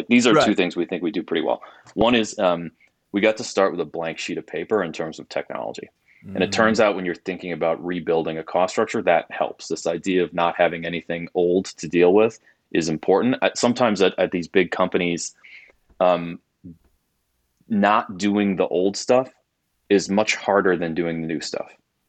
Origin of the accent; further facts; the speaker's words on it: Milwaukee, Wisconsin, United States; So I'm a Midwest kid, was born and raised in Milwaukee, went to school in Wisconsin